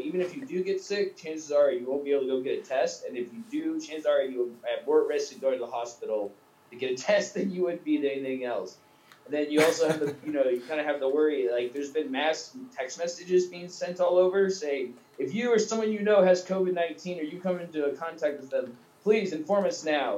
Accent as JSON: {"language": "English", "town": "Seattle", "region": "Washington", "country": "United States", "also_born_or_lived": "Oregon / California", "moved": "yes", "lives_now": "South Africa", "said": "I'm from Seattle"}